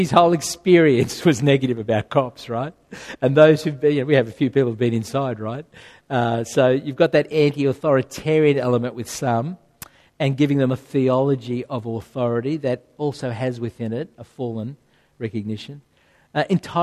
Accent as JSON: {"language": "English", "area": "Rouse Hill", "region": "New South Wales", "country": "Australia", "tie": "born or raised there", "said": "I grew up in Rudy Hill on a market garden growing vegetables"}